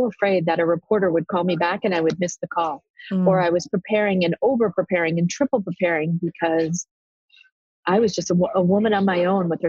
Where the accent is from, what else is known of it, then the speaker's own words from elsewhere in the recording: New York City, New York, United States; I'm a girl from the Bronx